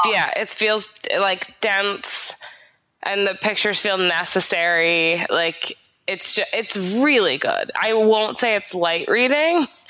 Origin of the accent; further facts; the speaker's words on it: United States; I'm very American